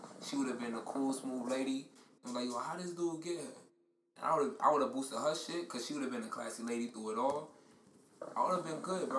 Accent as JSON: {"language": "English", "town": "New York City", "region": "New York", "country": "United States", "said": "I'm from Brooklyn. And I'm West Indian."}